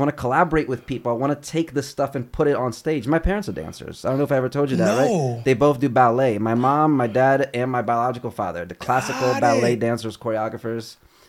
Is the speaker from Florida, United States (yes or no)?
no; Chicago, Illinois, United States; also born or lived in Brazil / Cleveland / Kentucky / New York; now in Los Angeles, United States; And then from Cleveland to Kentucky. And then from Kentucky to Chicago. And then I grew up in Chi.